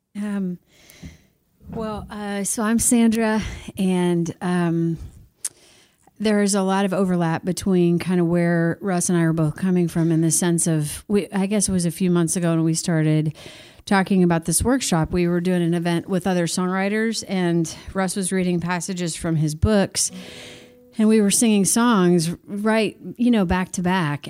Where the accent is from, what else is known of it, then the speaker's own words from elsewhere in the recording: Missouri, United States; now in Nashville, United States; I grew up in Missouri, moved to Nashville